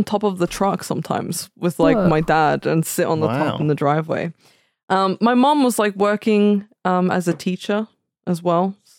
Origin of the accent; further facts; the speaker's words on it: Sydney, New South Wales, Australia; I'm from Sydney.